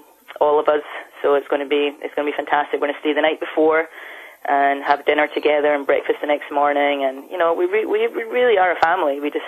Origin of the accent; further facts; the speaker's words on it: United States; now in United Kingdom; Well, I'm originally from America, so when I first joined the team, there was two …, so they started calling me …, and then it got shortened to ….